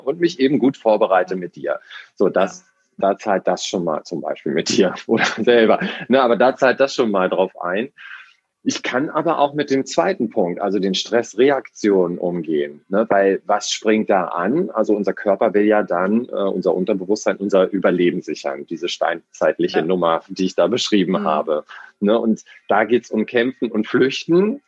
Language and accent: German; Hamburg, Germany; ich komme ja aus Hamburg hier